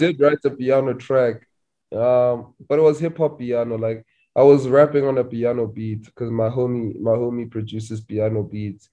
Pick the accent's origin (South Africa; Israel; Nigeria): South Africa; Limpopo; I'm from Limpopo